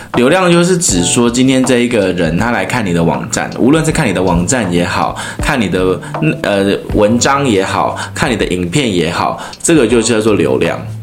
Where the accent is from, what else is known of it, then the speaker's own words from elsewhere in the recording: Taiwan; 她在我们台湾人的那个心目中